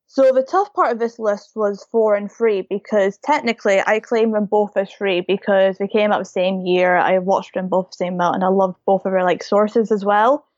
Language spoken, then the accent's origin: English; United Kingdom; I'm from the U K